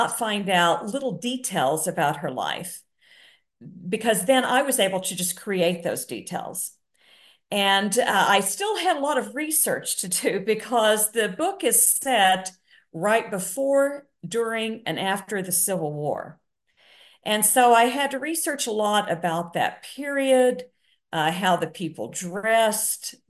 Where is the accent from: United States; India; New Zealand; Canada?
United States; Oklahoma; I grew up in Oklahoma